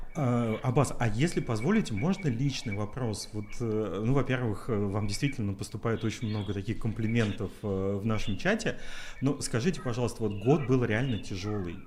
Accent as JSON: {"language": "Russian", "area": "Chernozemye", "region": "Central Black Earth Region", "country": "Russia", "said": "мы с Катей из Черноземья"}